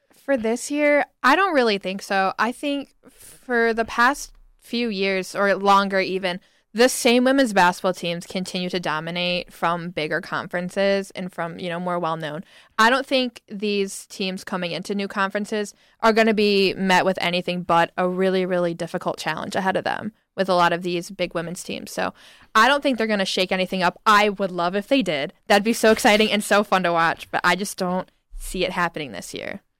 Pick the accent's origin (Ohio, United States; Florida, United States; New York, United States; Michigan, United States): Ohio, United States; Oregon; from Oregon, Ohio.